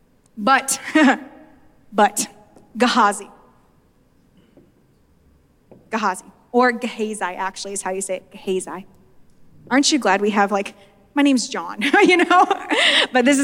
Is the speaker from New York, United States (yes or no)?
no; Nevada, United States; I'm from Nevada